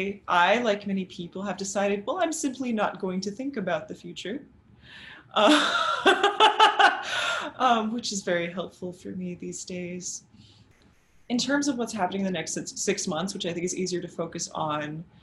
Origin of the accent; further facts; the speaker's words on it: South Texas, United States; As an American growing up in South Texas, near the Johnson Space Center